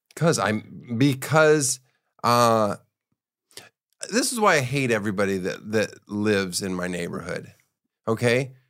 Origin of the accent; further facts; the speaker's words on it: Florida, United States; moved away; also born or lived in Miami; I'm from Florida. I'm from Miami, so I, well, I'm not from Miami, but I lived there for a week